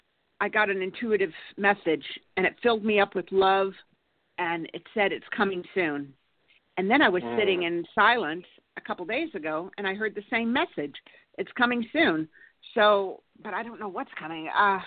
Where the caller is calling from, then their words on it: California, United States; Yeah, just enjoying the California weather. It's nice out today.